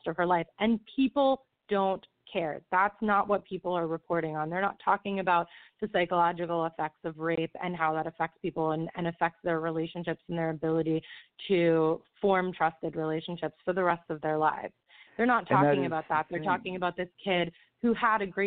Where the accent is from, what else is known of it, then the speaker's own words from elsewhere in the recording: just outside of Tampa Bay, Florida, United States; moved away as an adult; also born or lived in New York; now in Brooklyn, New York, United States; I was born and raised in Florida. I grew up in Florida, just outside of Tampa Bay